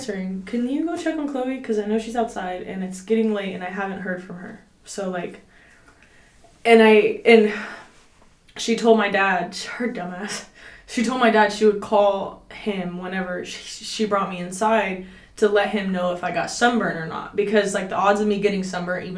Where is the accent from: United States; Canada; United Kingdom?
United States; Cedar Hill, Texas; also born or lived in Oak Cliff, Dallas; I'm from Cedar Hill, Oak Cliff, because I stayed a lot in Oak Cliff